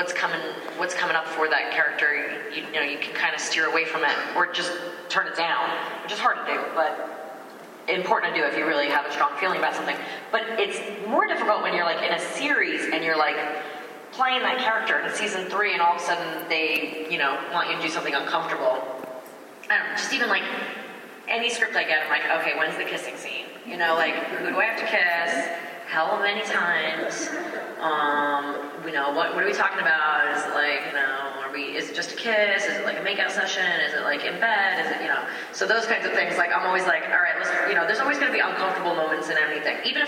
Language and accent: English; New York, United States; growing up in New York